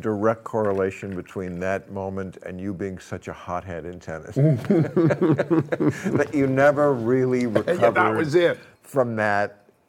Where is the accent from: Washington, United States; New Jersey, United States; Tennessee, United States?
New Jersey, United States; I grew up in New Jersey.